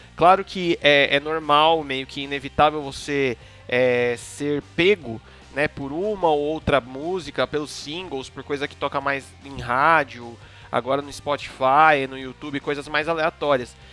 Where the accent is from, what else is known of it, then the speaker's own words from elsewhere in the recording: Brazil; somos brasileiros